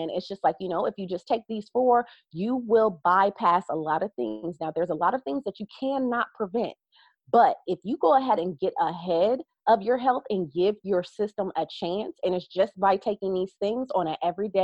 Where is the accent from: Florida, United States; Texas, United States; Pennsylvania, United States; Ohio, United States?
Ohio, United States; I'm from Ohio, so everything is a farm state and farm town that I actually come from